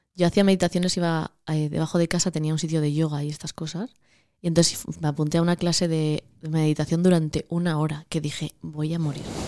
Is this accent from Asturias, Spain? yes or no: yes; Cabrales, Asturias, Spain; moved away as an adult; also born or lived in Madrid; soy de Cabrales